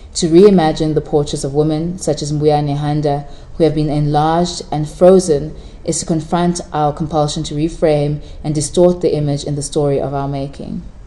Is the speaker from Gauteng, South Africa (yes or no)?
no; Durban, KwaZulu-Natal, South Africa; first language Shona; English is a second language; also born or lived in Zimbabwe; growing up in South Africa, I moved to South Africa when I was about three years old